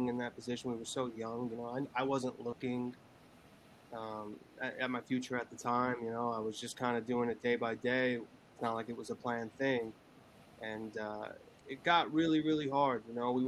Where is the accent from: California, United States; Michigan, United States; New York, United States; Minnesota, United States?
New York, United States; Long Island; I was born and raised in Long Island, New York